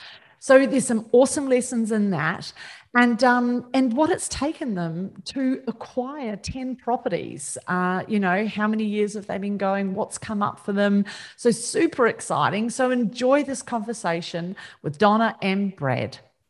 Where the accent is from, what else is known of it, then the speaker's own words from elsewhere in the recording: New Zealand; I'm Kiwi, and my mum was big on elocution, and she is forever in my ear that I sound more and more Australian.